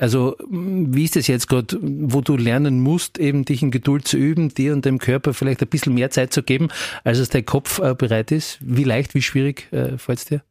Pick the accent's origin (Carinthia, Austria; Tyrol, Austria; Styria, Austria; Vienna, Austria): Styria, Austria; Graz; als Grazer